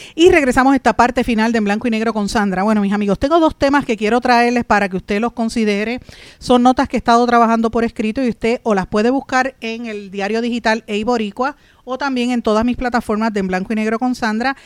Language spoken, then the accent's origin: Spanish; Puerto Rico; la pregunta que usted y yo tenemos que hacernos como puertorriqueños es qué va a pasar con nosotros aquí